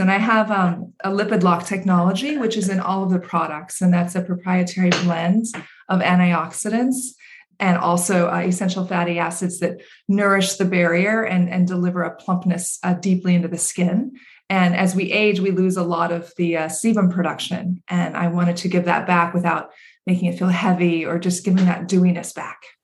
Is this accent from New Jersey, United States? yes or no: no; Central Valley of California, United States; growing up in the Central Valley of California